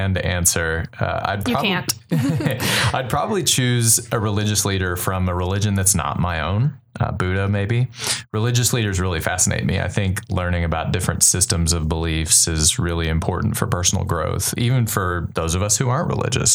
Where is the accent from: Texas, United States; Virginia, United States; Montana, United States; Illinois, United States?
Texas, United States; College Station; I am from College Station. I grew up here.